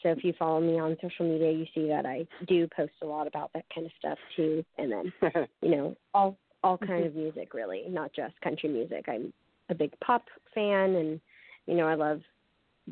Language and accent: English; Los Angeles, California, United States; also born or lived in Virginia; now in Nashville, United States; I am originally from Los Angeles, so I definitely grew up with, like, a very musical family